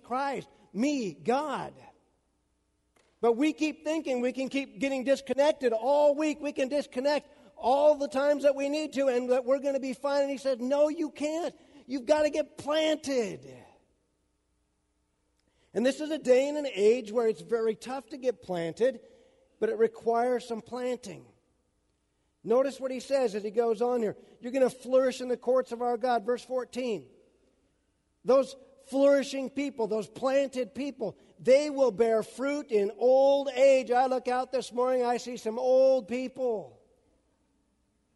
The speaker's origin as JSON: {"language": "English", "region": "Central Washington", "country": "United States", "tie": "born or raised there", "said": "I grew up in Central Washington"}